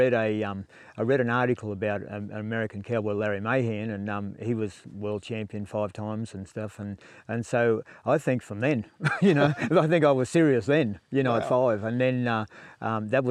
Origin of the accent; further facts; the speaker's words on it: Tenterfield, New South Wales, Australia; I grew up at Tenterfield, down in New South Wales, northern New South Wales